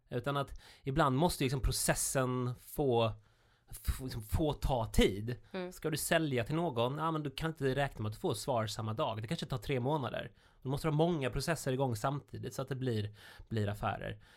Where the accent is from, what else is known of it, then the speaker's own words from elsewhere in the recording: Halland County, Sweden; jag är från Halland